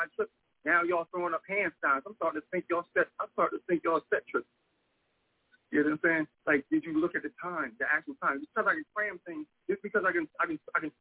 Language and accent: English; Delaware, United States; I'm from Delaware